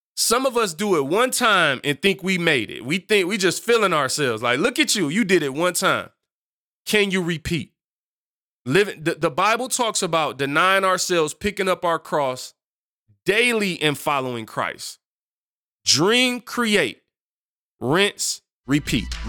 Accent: United States; speaking as an American

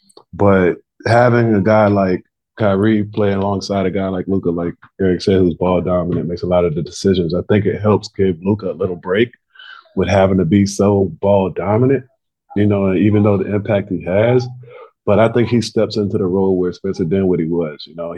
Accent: Adana, Turkey; born there; You know, what's crazy is I was born in Adana, Turkey.

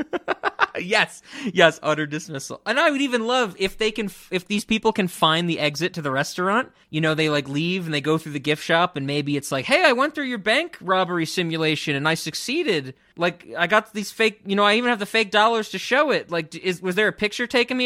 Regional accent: New York City, New York, United States; someone who grew up in the Bronx

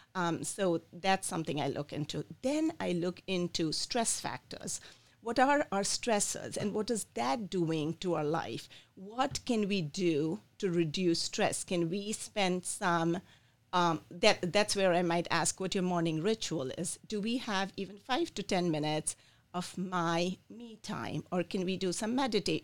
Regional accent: India; moved away as an adult; also born or lived in Michigan, United States; now in Lansing, United States; I was born in India. I came here when I was 24 years old

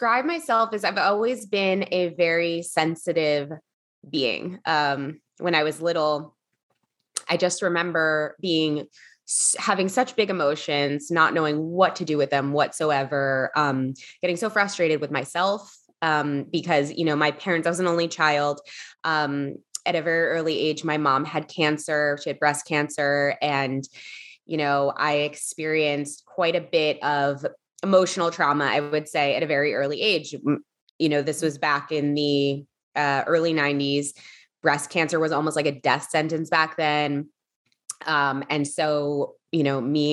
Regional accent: Philadelphia, Pennsylvania, United States; moved away as an adult; also born or lived in Los Angeles; I grew up in Philadelphia

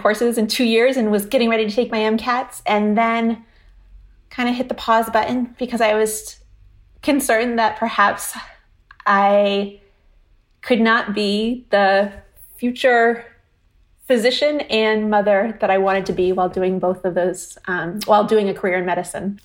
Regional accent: Vermont near Burlington, United States; moved away as an adult; also born or lived in Philadelphia, Pennsylvania; now in Boston area, United States; I grew up in Vermont near Burlington

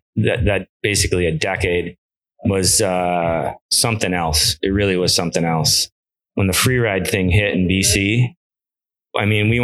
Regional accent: L'Anse, Michigan, United States; now in Marquette, United States; So born in Launce, Michigan, about an hour west of Marquette, kind of between Houghton and Marquette.

